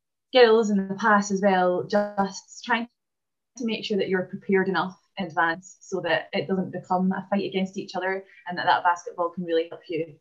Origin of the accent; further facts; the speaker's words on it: Falkirk, Scotland, United Kingdom; I was born in Falkirk in Scotland